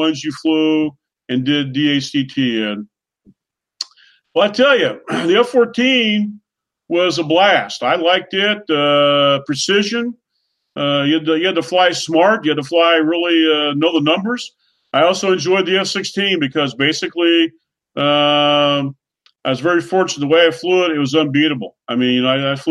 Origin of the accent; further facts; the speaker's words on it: Oklahoma, United States; My call sign, …. I'm from Oklahoma